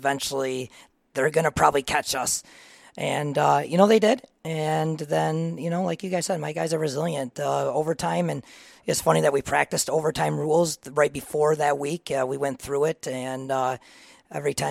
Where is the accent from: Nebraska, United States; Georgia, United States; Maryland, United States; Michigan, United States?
Michigan, United States; Reed City; I am from Reed City. I grew up there my whole life